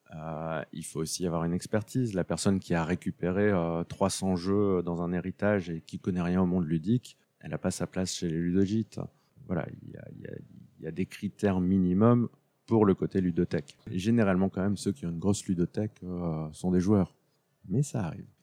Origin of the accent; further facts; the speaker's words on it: France; Je suis français avant tout